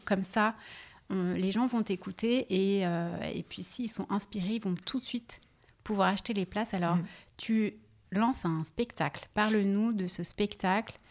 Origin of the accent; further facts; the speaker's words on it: Lyon, Auvergne-Rhône-Alpes, France; now in Paris, France; je suis née à Lyon